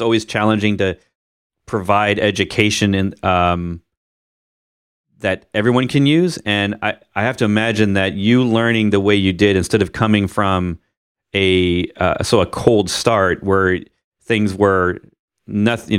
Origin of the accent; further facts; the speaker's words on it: Missouri, United States; where I grew up in Missouri